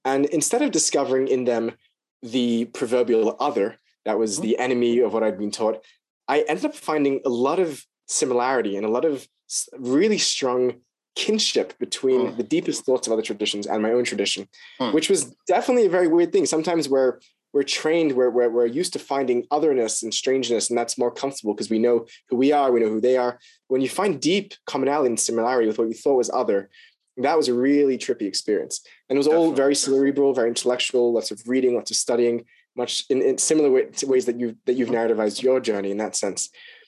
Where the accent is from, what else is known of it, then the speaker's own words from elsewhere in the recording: Sydney, New South Wales, Australia; All right. So I was born in Sydney, Australia. My dad's American, which is why my accent is not fully Australian. I was born into a Hasidic family. My parents were sent to Sydney, actually